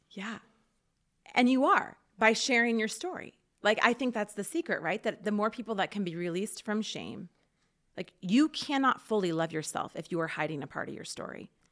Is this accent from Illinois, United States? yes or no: no; Portland, Oregon, United States; also born or lived in Rathdrum, Idaho; now in Rathdrum area, United States; I grew up in Portland and then came here.